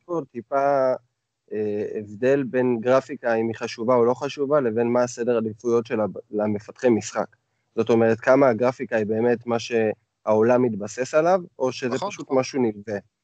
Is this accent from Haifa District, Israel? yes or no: yes; the Krayot, Haifa District, Israel; moved away; אני מהקריות במקור